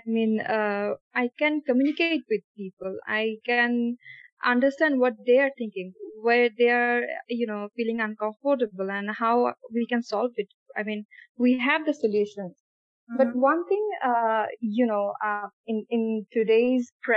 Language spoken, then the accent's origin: English; Bangladesh; I'm from Bangladesh, as you said, and I'm based on Dhaka currently.